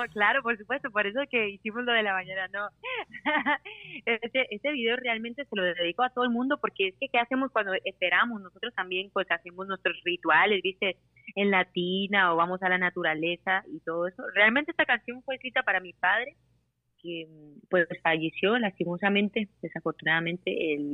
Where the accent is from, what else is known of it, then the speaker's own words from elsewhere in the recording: Puerto Rico; Yo soy puertorriqueño, al igual